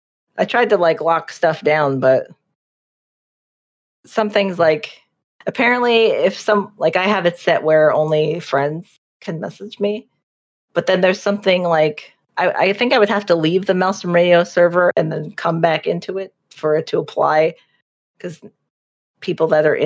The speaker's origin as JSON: {"language": "English", "region": "New Jersey", "country": "United States", "said": "me being from New Jersey."}